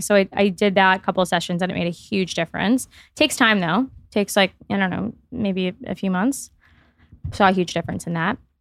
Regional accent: Miami, Florida, United States; I grew up in Miami

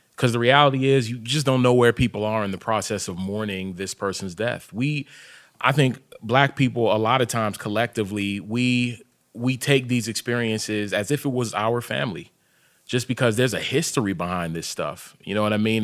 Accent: Hyattsville, Maryland, United States; also born or lived in Sierra Leone; I grew up in Hyattsville, but my family's from Sierra Leone

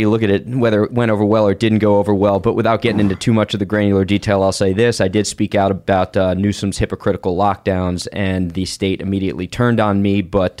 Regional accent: Huntington Beach, California, United States; I'm from Southern California, Huntington Beach specifically.

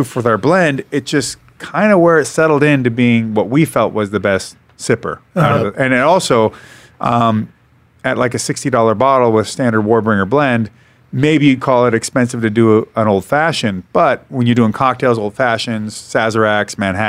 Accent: Seattle, Washington, United States; And by the way, I'm from Seattle, so we're not known for wrestling at all.

